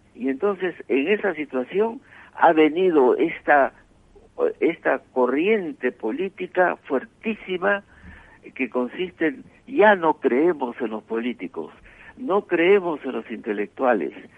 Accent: Abancay, Apurímac, Peru; moved away; nací en Abancay, cerca del Cusco, y mis parientes eran de ese lado

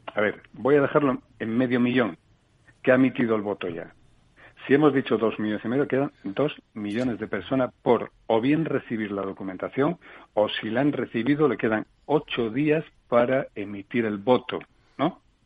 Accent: Asturias, Spain; moved away; mi tierra Asturias

